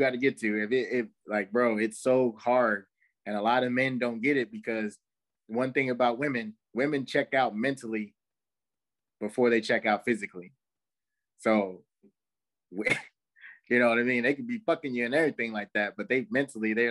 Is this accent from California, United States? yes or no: yes; California, United States; moved away; I'm from California, I don't live there no more